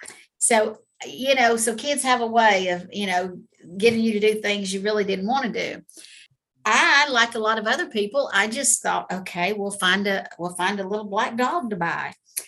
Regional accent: Georgia, United States; Well, I'm actually from Georgia, been here my whole life.

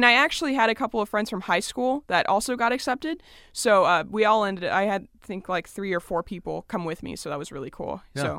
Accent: Lincoln, California, United States; I actually grew up in a very small town, 45 minutes north of Sacramento, called Lincoln.

